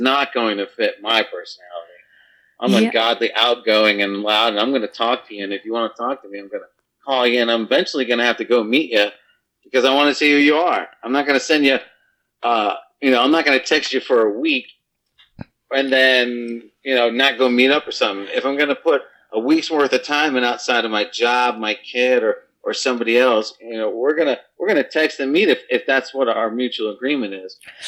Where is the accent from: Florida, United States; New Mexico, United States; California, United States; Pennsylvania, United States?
Florida, United States; Fort Lauderdale; moved away; I'm not from this state. I'm from Fort Lauderdale Beach